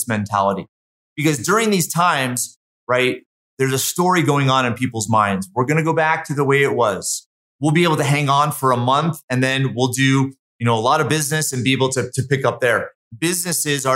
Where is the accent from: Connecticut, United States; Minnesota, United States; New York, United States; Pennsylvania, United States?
Connecticut, United States; also born or lived in Massachusetts; now in Utah, United States; I'm from Connecticut, partly from Massachusetts